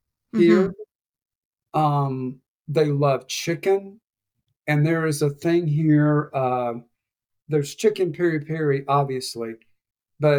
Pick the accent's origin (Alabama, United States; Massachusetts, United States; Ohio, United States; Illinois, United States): Alabama, United States; moved away as an adult; now in Lisbon, Portugal; I grew up in Alabama